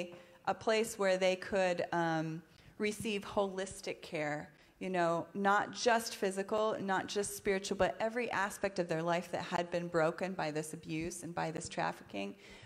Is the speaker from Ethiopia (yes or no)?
yes; Ethiopia; So my parents were missionaries in Ethiopia. My mom is actually here tonight, right back there. My parents were missionaries with SIM, which is a mission agency that's based in Charlotte. And I grew up in Ethiopia